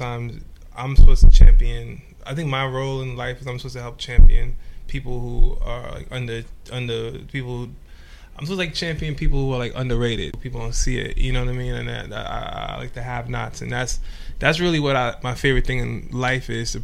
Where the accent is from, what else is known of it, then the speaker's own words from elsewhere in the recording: New York City, New York, United States; also born or lived in Trinidad / Bronx; now in Los Angeles, United States; I'm originally from Trinidad. And I was came to Brooklyn when I was 5